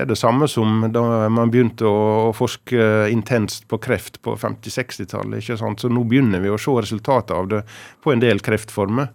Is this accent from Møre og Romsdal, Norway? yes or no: yes; Hareid, Møre og Romsdal, Norway; moved away as an adult; also born or lived in Ålesund / Haramsøya; Jeg er født i Ålesund, men jeg vokste opp de første ni månedene på ei øy som heter Haramsøya, som er eh, bare et par hundre innbyggere nord for Ålesund. Men eh, etter ca. et år så flytta vi til eh, Hareid, ja. som ligger sør for Ålesund. Og der vokste jeg opp og blei til jeg var 18